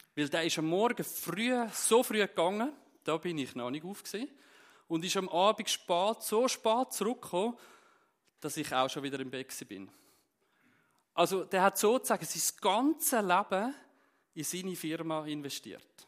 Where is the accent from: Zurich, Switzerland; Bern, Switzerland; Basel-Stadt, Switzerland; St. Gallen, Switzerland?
Zurich, Switzerland; Zürcher Unterland; moved away as an adult; now in Steffisburg, Switzerland; ursprünglich bin ich aus dem Kanton Zürich, aus dem Zürich-Unterland